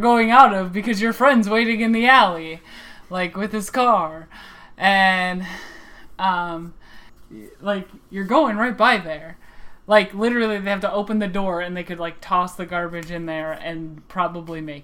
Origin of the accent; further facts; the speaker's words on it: Midwest, United States; accent: Midwestern; my Midwestern accent